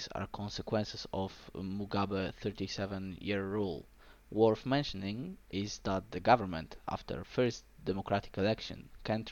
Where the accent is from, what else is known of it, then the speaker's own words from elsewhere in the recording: Poland; I'm from Poland